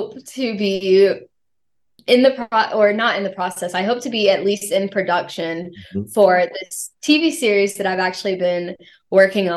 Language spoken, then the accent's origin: English; the South, United States; growing up in the South